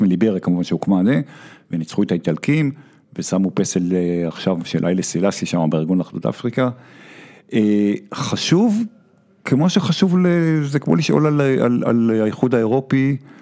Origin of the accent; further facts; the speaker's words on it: Tel Aviv, Tel Aviv District, Israel; אני גדלתי בתל אביב